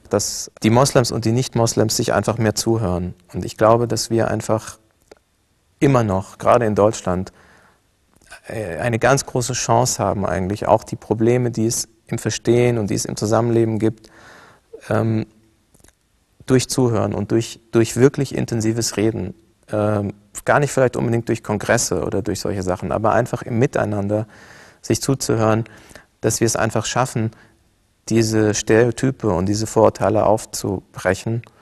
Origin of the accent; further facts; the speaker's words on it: Cairo, Cairo Governorate, Egypt; das Bild, äh, mit dem ich auch groß geworden bin in Kairo, ist ein ganz anderes Bild vom Islam.